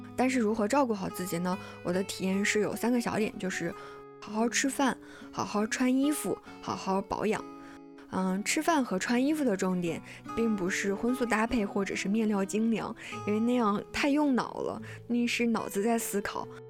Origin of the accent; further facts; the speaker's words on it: China; 我们中国人